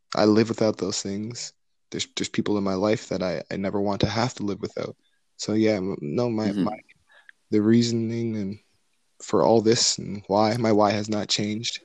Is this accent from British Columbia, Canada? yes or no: no; Mississauga, Ontario, Canada; my hometown, Mississauga